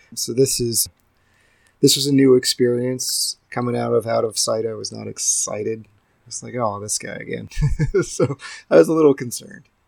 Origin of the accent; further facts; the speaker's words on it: Charleston, West Virginia, United States; growing up in Charleston, West Virginia, we had Billy Bob's Wonderland.